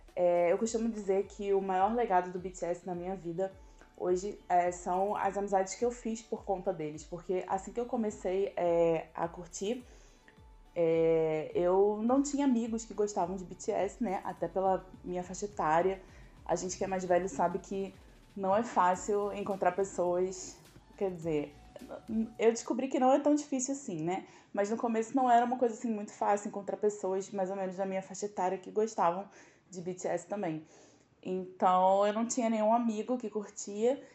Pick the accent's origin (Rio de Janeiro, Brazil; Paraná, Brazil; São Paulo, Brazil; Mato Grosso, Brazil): Rio de Janeiro, Brazil; eu tenho 36 anos e eu sou do Rio de Janeiro